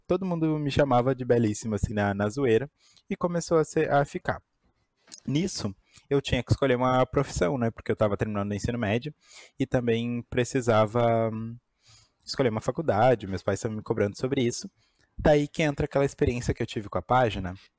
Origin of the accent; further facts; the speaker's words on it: Porto Alegre, Rio Grande do Sul, Brazil; sou de Porto Alegre.